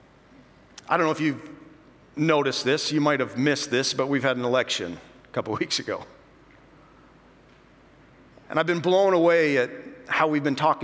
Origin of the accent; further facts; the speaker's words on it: North Dakota, United States; Now, I'm from North Dakota. Spent almost all my life in North Dakota.